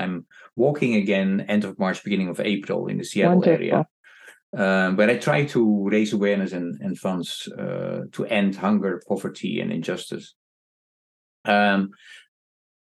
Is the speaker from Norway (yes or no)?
no; Netherlands; moved away as an adult; also born or lived in Indonesia; now in New York, United States; I come from Netherlands, where you can walk from the east to the west coast